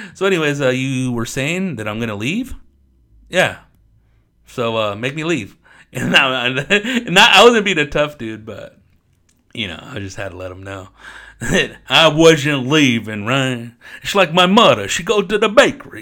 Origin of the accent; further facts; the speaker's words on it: Riverside, California, United States; also born or lived in Corona, California; born and raised in Riverside, California. Actually raised, I was born, well, born and raised in Riverside County. Uh, born in Corona, California